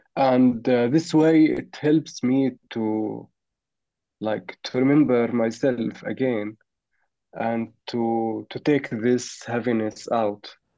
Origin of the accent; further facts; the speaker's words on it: Ramallah, West Bank, Palestine; I'm from uh, West Bank, Ramallah